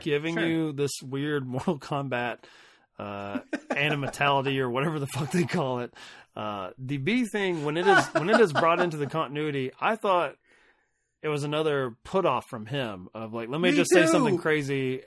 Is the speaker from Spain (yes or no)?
no; Kentucky, United States; accent: Kentucky; I speak kind of slow anyway with my accent, but patty whackery does not roll off the Kentucky tongue much as I would like it